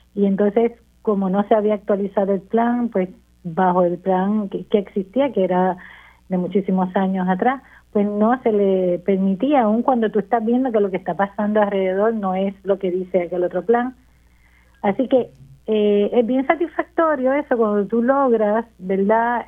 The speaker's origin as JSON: {"language": "Spanish", "town": "Las Marías", "country": "Puerto Rico", "tie": "born or raised there", "moved": "as an adult", "said": "yo soy natural de Las Marías, vamos a empezar por ahí. y estuve unos años fuera de Las Marías, me regresé ya hace"}